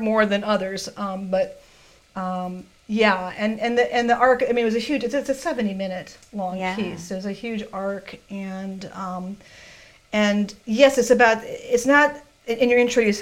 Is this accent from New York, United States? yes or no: no; Chicago, Illinois, United States; I'm from Chicago